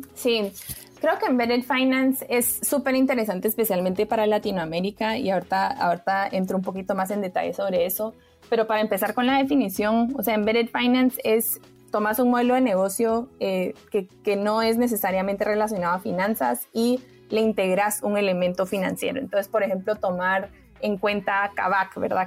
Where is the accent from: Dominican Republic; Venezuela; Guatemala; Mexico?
Guatemala; yo soy de Guatemala